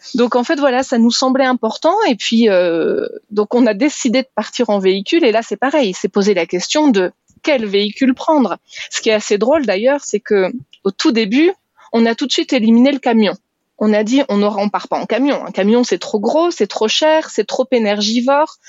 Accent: France; moved away; on est français

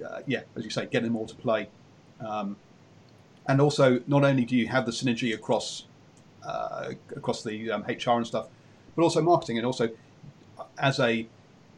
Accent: England, United Kingdom; being English

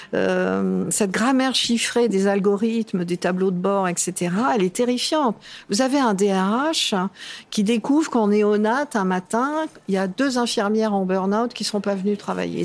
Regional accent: Cannes, Provence-Alpes-Côte d'Azur, France; moved away; Je suis toujours dans le midi, puisque je suis canoise d'origine

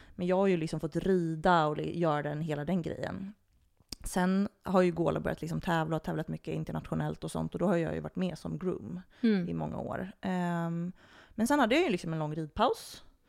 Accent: Botkyrka, Stockholm County, Sweden; jag är ju uppvuxen på Botkyrka ridssällskap

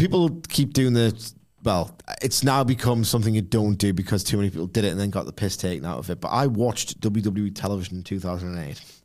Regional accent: United Kingdom; I'm 38 and I'm British

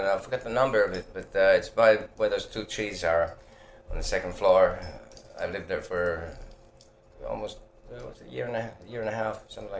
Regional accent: Finland; English is a second language; I'm glad that I was born in Finland, because otherwise I wouldn't have seen half the things I've seen on my way to wherever I am, you know.

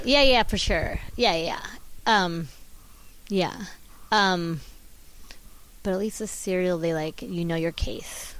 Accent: Orange County, California, United States; I'm from Orange County, but my mom was from Chicago

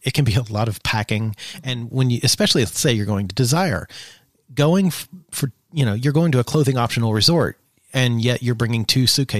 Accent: the South, United States; probably because of growing up in the South and seeing this all the time

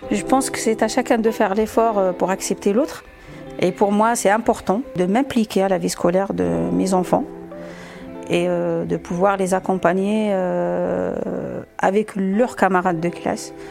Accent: Algiers Province, Algeria; moved away as an adult; now in Saint-Denis, France; J'habite à Saint-Denis. Je suis née en Algérie, sur les pas loin d'Alger. Bah, j'ai grandi là-bas jusqu'à l'âge de 26 ans.

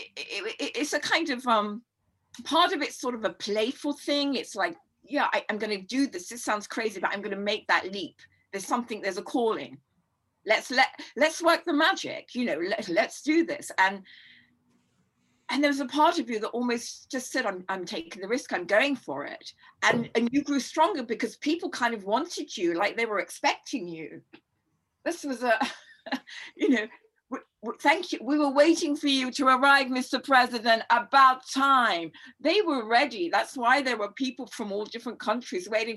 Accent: London, United Kingdom; I grew up in Notting Hill Gate

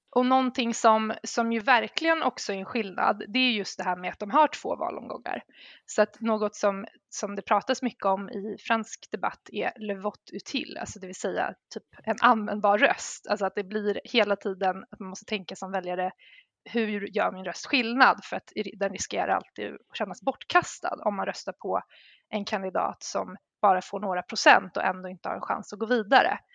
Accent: Sweden; som svensk

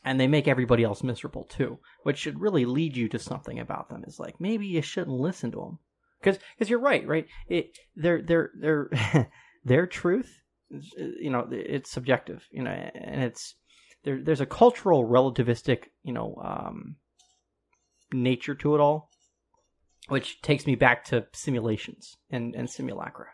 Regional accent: Colorado, United States; I'm from Colorado

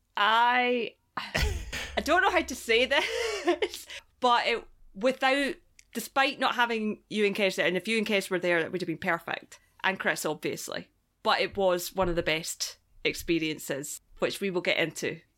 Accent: Scotland, United Kingdom; moved away; I'm from Scotland

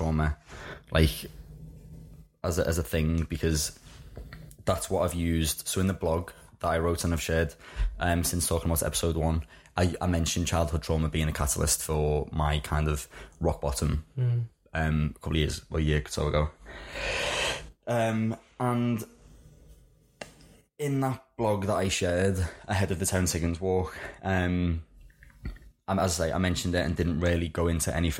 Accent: Liverpool, North West England, United Kingdom; I was brought up in Liverpool, in case anyone hadn't clicked on the accent just yet.

